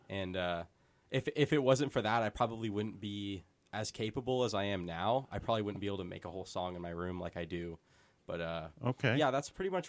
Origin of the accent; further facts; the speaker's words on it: Davis, California, United States; also born or lived in Grass Valley; But I just say Grass Valley, and then I moved to Davis probably about kindergarten.